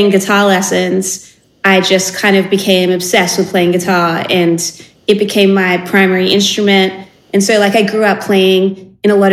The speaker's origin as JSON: {"language": "English", "town": "Sydney", "region": "New South Wales", "country": "Australia", "tie": "born or raised there", "said": "born and raised in Sydney in like an area kind of south of the city. And my whole upbringing was in this same kind of neighborhood."}